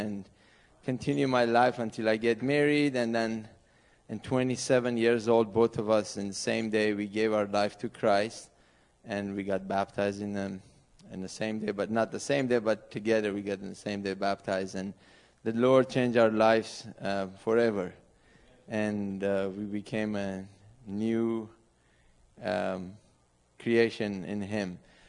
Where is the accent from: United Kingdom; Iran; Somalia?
Iran; accent: English from Middle East; English is a second language; moved away as an adult; now in St. Louis, United States; I'm from Iran originally. Both of us were from Iran. We came to United States about 14 years ago, January 10th of 2008, as a religious refugee. And my background is that I was born in Iran before the revolution